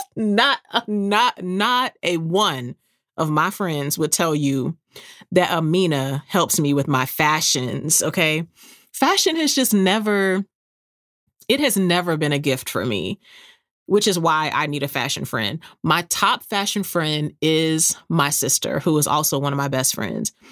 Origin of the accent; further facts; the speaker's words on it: San Antonio, Texas, United States; moved away; my hometown is San Antonio